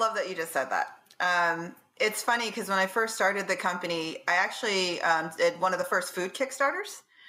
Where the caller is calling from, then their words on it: Baltimore, Maryland, United States; Home in Baltimore, Maryland.